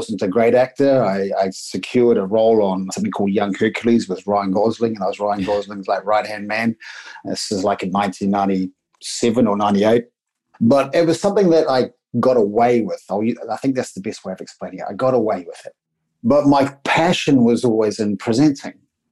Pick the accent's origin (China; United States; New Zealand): New Zealand; accent: Kiwi; now in Australia; I'm a Kiwi. This is a Kiwi accent.